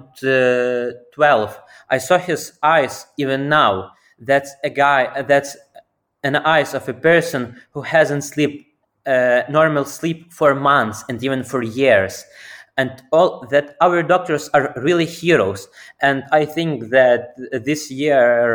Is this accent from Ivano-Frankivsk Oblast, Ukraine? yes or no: yes; Kolomyia, Ivano-Frankivsk Oblast, Ukraine; my hometown. For those folks who don't know, Коломия is the city